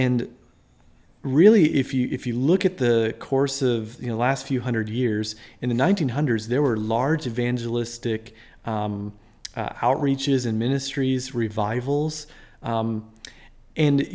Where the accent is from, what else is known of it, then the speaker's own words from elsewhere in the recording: Minnesota, United States; moved away as an adult; also born or lived in Des Moines, Iowa; now in Iowa, United States; I'm from Minnesota